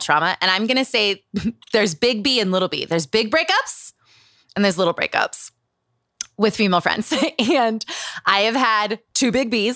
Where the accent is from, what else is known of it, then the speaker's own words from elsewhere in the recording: Utah, United States; Growing up in Utah.